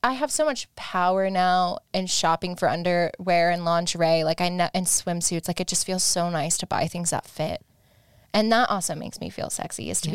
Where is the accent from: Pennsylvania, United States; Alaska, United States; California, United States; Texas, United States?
Alaska, United States; now in Los Angeles, United States; I had a friend that I grew up with in Alaska